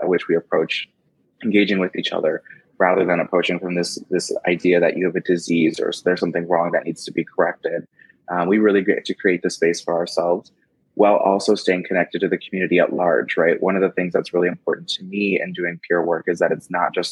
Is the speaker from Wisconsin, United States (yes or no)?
yes; Madison, Wisconsin, United States; I am from Madison, Wisconsin.